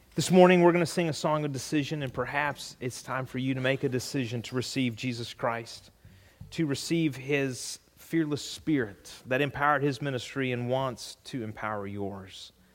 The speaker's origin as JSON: {"language": "English", "region": "California", "country": "United States", "tie": "born or raised there", "moved": "yes", "said": "growing up in California"}